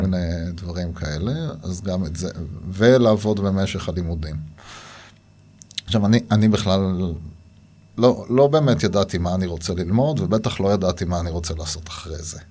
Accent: Nirim, Southern District, Israel; נולדתי בנירים, אני דור שלישי שם

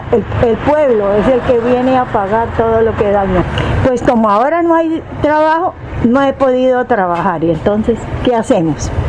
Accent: Colombia; todos somos colombianos

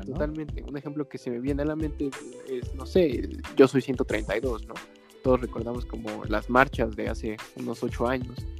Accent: Mexico; como mexicanos

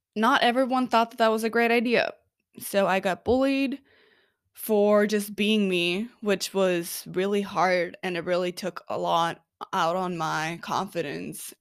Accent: Oslo, Norway; I am originally from Oslo, Norway

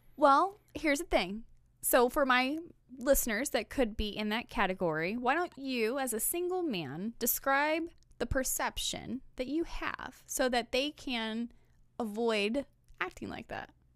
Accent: Belton, Missouri, United States; I'm from Belton

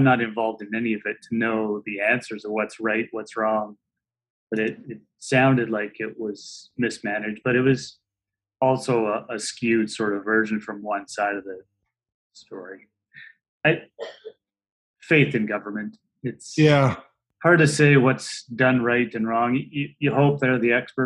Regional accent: Merritt, British Columbia, Canada; moved away as an adult; now in Kamloops, Canada; I grew up in Merritt, which is only an hour away. That's where I was till I was 20.

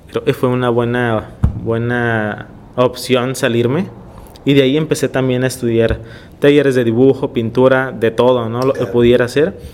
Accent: Tijuana, Baja California, Mexico; also born or lived in Ensenada, Baja California, Mexico; Pues yo llegué a los tres años. Entonces ahorita tengo 32, tengo 29 años en Tijuana. Ya somos tijuanenses.

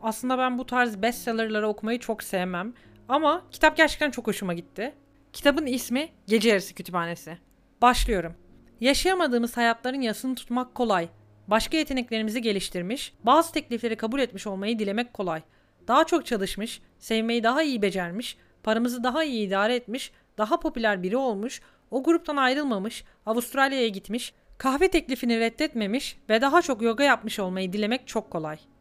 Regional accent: Turkey; now in Germany; ben Türkiye'de büyüdüm

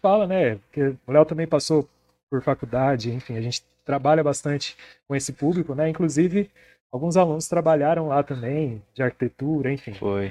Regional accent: Presidente Prudente, São Paulo, Brazil; a gente é de Presidente Prudente, São Paulo, interior

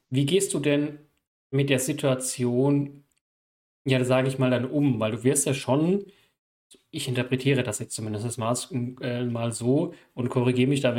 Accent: Gambia; German is a second language; das ist nicht selbstverständlich bei uns in Gambia

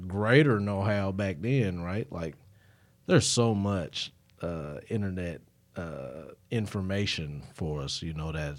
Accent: Kentucky, United States; just because I came from Kentucky and I knew there was a bunch of brown people here.

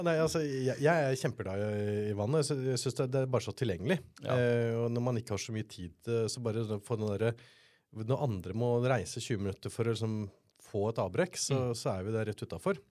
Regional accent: Oslo, Norway; also born or lived in Elverum; jeg er fra Elverum, har ja. vokst opp på Bøler

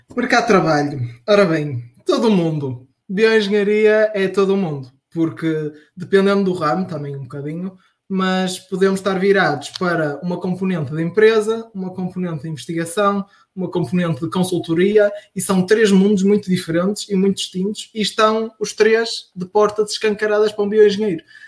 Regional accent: Marco de Canaveses, Norte, Portugal; also born or lived in Porto; Eu sou de Mar Canaveses

